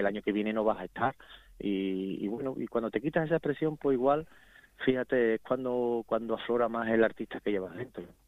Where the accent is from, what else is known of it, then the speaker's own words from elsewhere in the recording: Seville, Andalusia, Spain; aquí en Sevilla también, en mi, en mi ciudad, en mi pueblo, en mi plaza